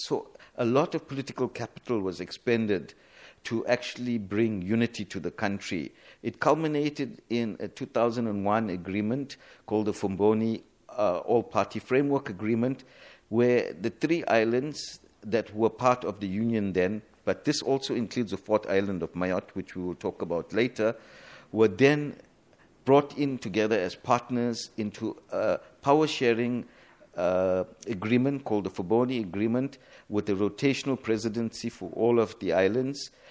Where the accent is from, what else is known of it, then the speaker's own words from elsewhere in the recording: South Africa; moved away as an adult; now in Moroni, Comoros; as a South African, uh, and as a South African diplomat